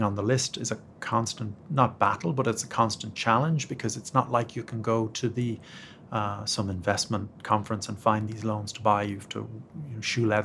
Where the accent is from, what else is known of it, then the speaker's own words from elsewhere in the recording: Ireland; moved away as an adult; now in United States; being Irish